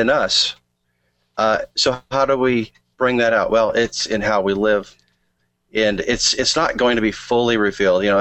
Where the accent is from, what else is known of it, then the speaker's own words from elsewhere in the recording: Montana, United States; moved away; I'm from Montana. I miss the snow